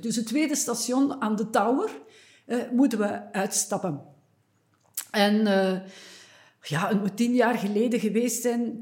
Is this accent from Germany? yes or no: no; Eeklo, Flanders, Belgium; een kleine stad, Eeklo, waar ik geboren ben